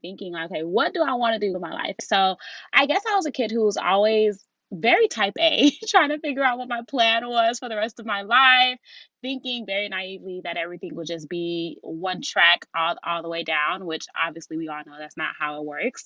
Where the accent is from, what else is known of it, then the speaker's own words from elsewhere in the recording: Nigeria; being Nigerian